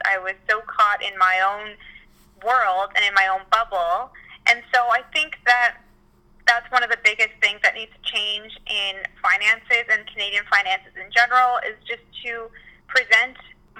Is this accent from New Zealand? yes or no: no; Mexico; born there; I was born in Mexico, so I go back almost every year, which I love, and I always try to go to new places in Mexico.